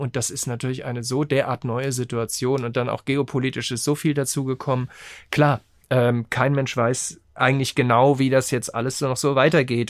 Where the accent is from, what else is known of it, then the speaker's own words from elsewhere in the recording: Rhenish Hesse, Rhineland-Palatinate, Germany; ich komme ja nicht aus Frankfurt, sondern aus Rheinhessen